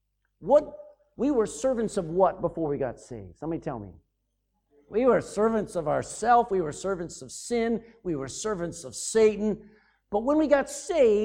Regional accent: United States; moved away; I'm an American

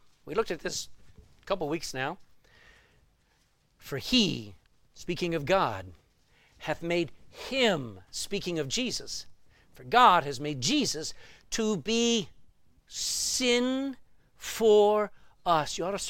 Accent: Texas, United States; accent: Texan; I was in New Jersey, and I'm a Texan, and my accent had not mellowed.

